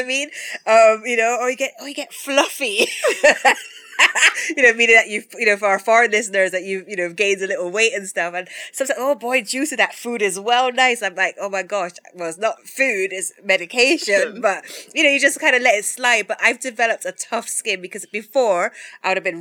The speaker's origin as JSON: {"language": "English", "region": "England", "country": "United Kingdom", "tie": "born or raised there", "moved": "yes", "lives_now": "Jamaica"}